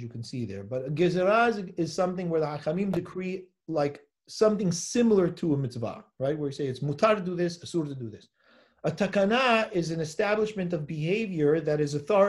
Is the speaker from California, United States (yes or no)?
yes; Los Angeles, California, United States; I'm from Los Angeles